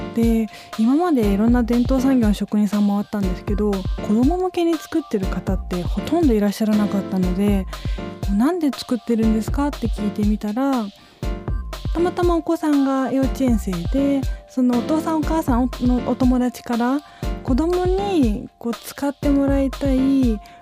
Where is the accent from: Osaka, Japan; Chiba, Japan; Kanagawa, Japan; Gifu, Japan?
Chiba, Japan; Chiba commuter town, Japan; also born or lived in Tokyo; 東京で生まれて千葉のベッドタウンで育ったので